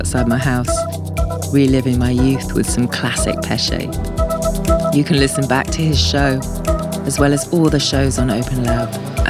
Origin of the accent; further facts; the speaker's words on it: near Bristol, South West England, United Kingdom; growing up near Bristol with a Full Cycle crew